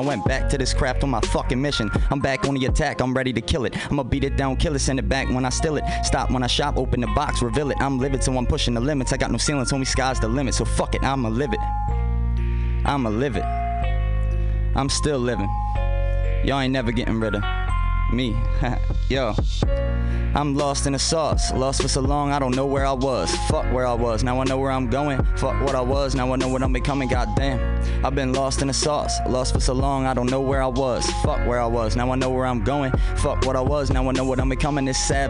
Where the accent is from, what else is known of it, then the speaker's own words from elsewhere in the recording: Baltimore, Maryland, United States; I know I've talked to a couple people and told them I was from Baltimore